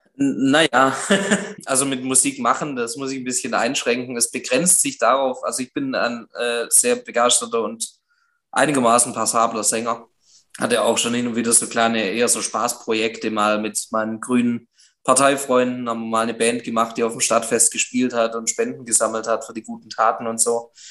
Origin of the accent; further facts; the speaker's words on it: Göppingen, Baden-Württemberg, Germany; also born or lived in Titisee-Neustadt; Ich möchte OB werden von meiner Heimatstadt, nicht irgendwo, ähm, sondern wirklich von Göppingen